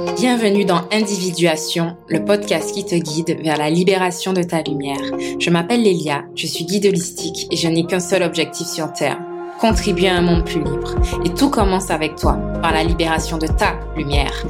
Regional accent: Martinique; moved away; also born or lived in Montpellier, France; je suis martiniquaise, donc je suis née, j'ai grandi en Martinique

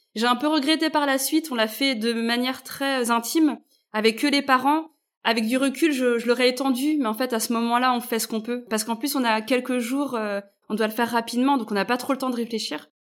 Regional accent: Brittany, France; mes parents sont d'origine malgache, moi je suis née en Bretagne

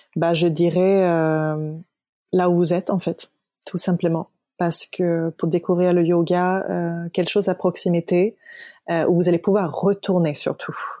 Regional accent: Stockholm, Stockholm County, Sweden; moved away; Stockholm, ma ville natale

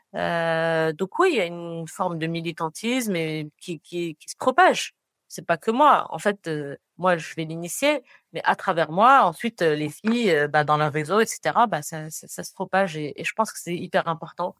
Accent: Rabat, Rabat-Salé-Kénitra, Morocco; also born or lived in Paris / Montréal; now in Casablanca, Morocco; J'ai grandi à Rabat. Euh, j'ai passé donc toute mon enfance à Rabat

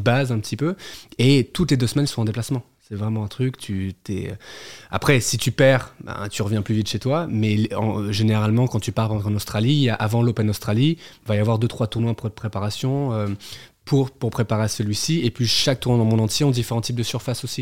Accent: Geneva, Switzerland; moved away as an adult; also born or lived in Neuilly-sur-Seine / Neuchâtel / New York; now in Paris, France; j'ai grandi à Genève. On s'est installé en Suisse

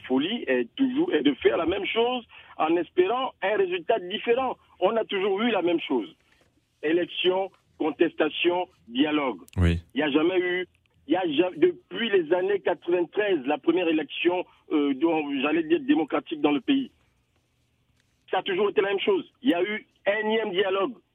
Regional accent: Gabon; now in France; j'aime mon pays, le Gabon, hein, parce que c'est ma terre natale. Oui. Je suis né là-bas

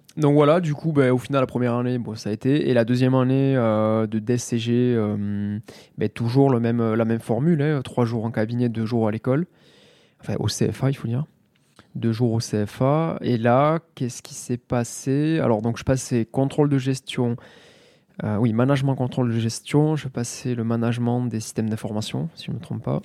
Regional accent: Mazamet, Occitania, France; also born or lived in Toulouse; je suis originaire de Mazamet dans le Tarn, né en 88

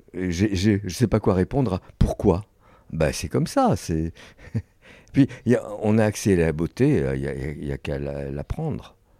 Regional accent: France; je suis un Français indépendant

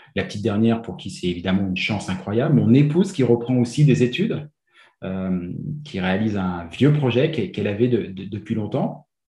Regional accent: France; moved away as an adult; now in Quebec, Canada; je viens de France.

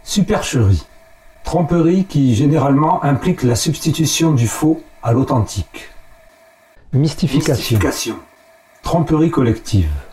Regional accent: Marseille, Provence-Alpes-Côte d'Azur, France; accent: marseillais; ma voix et mon accent marseillais

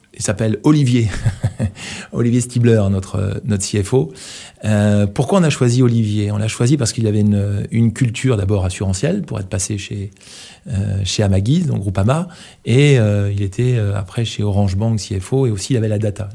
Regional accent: Brittany, France; quand on est breton

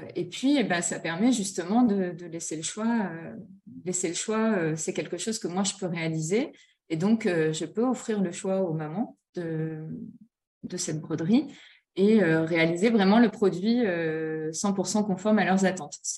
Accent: Nord-Pas-de-Calais, Hauts-de-France, France; je suis originaire du Nord-Pas-de-Calais

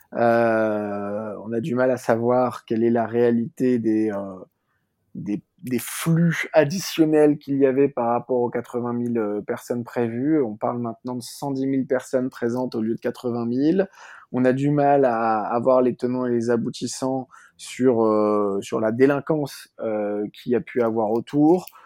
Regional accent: France; en tant que Français

